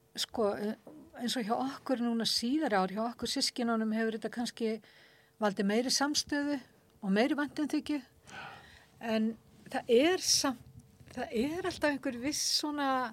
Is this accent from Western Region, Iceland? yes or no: yes; Akranes, Western Region, Iceland; þegar ég bjóð upp á Akrænsi, ég hef verið svona 11 ára 11-12 ára